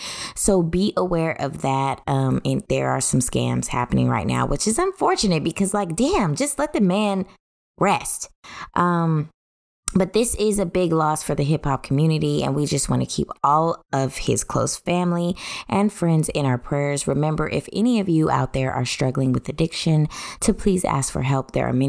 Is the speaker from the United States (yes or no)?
yes; United States; I'm an American, not an African American. I'm an American.